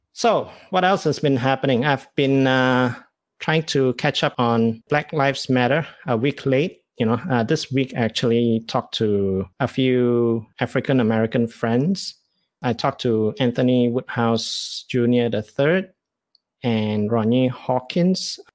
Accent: Malaysia; as a Malaysian Chinese

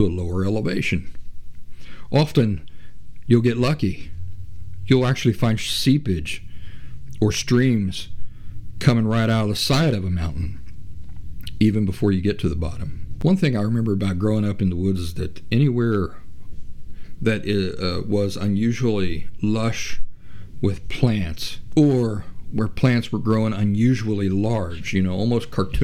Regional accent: Central Appalachia, United States; I'm from Central Appalachia in the United States. And I grew up in the Appalachian woods

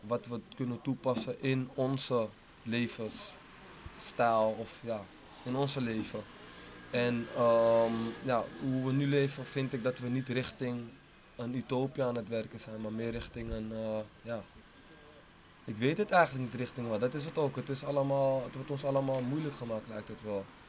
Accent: Amsterdam, North Holland, Netherlands; ik ben geboren en getogen in Amsterdam Oost

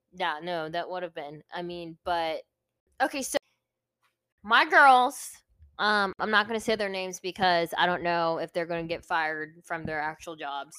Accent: Virginia Beach, Virginia, United States; now in California, United States; I'm originally from Virginia, Virginia Beach, Virginia

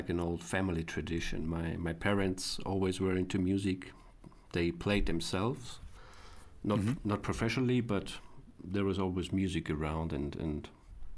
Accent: a small town in Upper Austria, Austria; now in Vienna, Austria; I'm from a small town in Upper Austria, it's called. It's more countryside compared to Vienna.

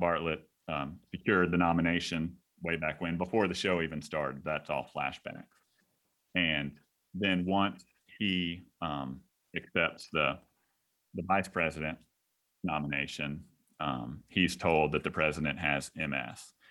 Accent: Texas, United States; now in South Carolina, United States; I'm, I'm from Texas

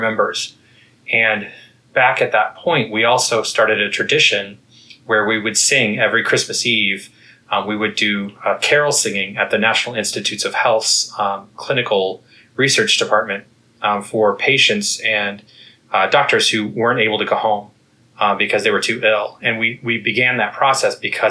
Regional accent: Kansas, United States; moved away as an adult; also born or lived in Texas / Connecticut; now in Washington, D.C., United States; I am originally from the Midwest. I grew up in Kansas

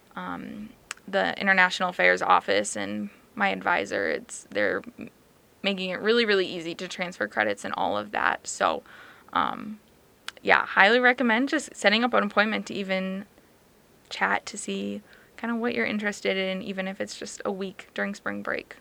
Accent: Farmington, Minnesota, United States; moved away as an adult; now in Brookings, United States; I'm originally from Farmington, Minnesota

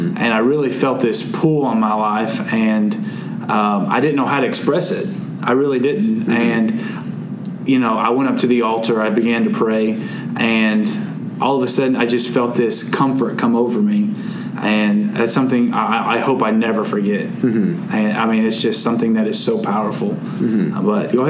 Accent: Cobden, Illinois, United States; now in Arkansas, United States; And I'm from Illinois. I should have told you all that. Yeah. I was from Illinois, so we have cold winters there.

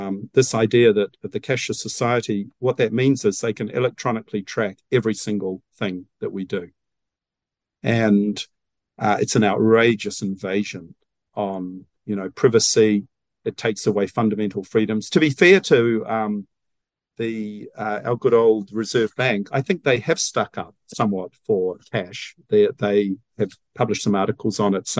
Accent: New Zealand; I thought being a Kiwi, you know, was something special.

